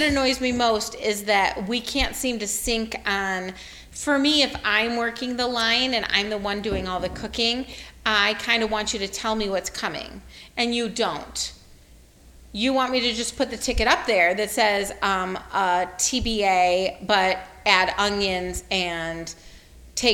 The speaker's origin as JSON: {"language": "English", "town": "Detroit", "region": "Michigan", "country": "United States", "also_born_or_lived": "Texas / Pacific Northwest", "moved": "yes", "said": "I'm from Detroit."}